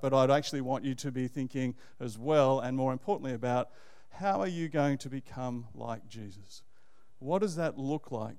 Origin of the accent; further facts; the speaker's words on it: Canberra, Australian Capital Territory, Australia; moved away as an adult; also born or lived in Manly, New South Wales / Sydney; now in Melbourne, Australia; I think of myself as a Canberra boy and uh, grew up there and went to high school there